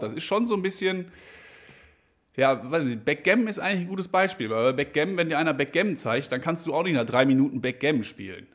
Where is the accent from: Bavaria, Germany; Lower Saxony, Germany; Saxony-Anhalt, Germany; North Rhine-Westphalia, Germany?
North Rhine-Westphalia, Germany; Brilon; aus Brilon. Die Stadt kennst du wahrscheinlich. Das ist die Stadt, wo ich herkomme.